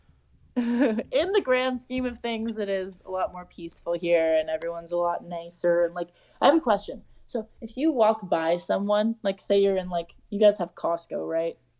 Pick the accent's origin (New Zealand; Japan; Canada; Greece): Canada; as a Canadian, you feel like you're at home